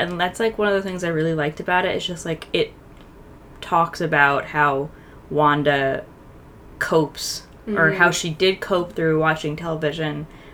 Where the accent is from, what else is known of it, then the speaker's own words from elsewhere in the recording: Long Island, New York, United States; my voice nasally or is it just I'm from Long Island